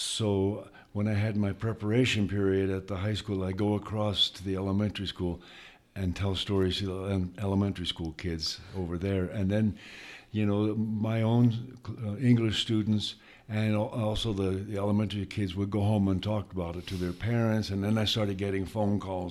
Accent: Benson, Arizona, United States; moved away as an adult; also born or lived in Pennsylvania / Tucson, Arizona; now in New Mexico, United States; I was born in Pennsylvania. But then I moved out to a small town in Arizona when I was a kid, a little town called Benson, Arizona. And that's where I finished growing up, was in Arizona

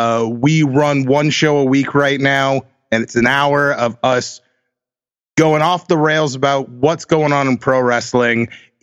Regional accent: Central Massachusetts, United States; I'm from Massachusetts. I'm Central Mass.

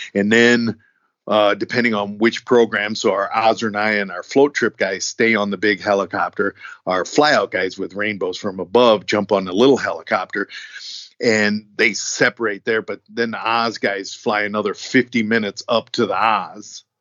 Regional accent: United States; as an American

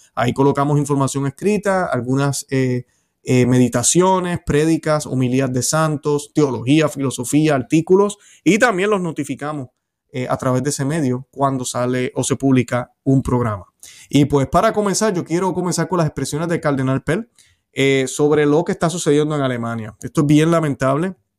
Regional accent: Puerto Rico; en mi país, en Puerto Rico

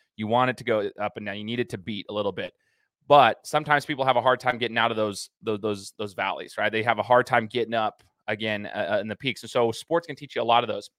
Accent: Idaho, United States; we're from Idaho

